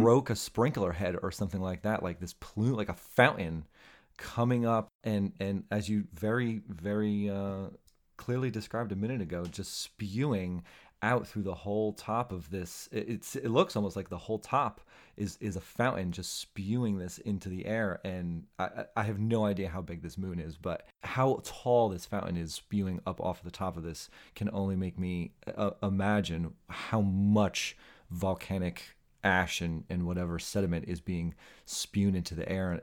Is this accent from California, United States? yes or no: no; New Jersey, United States; The Sopranos, uh, was filmed literally in my hometown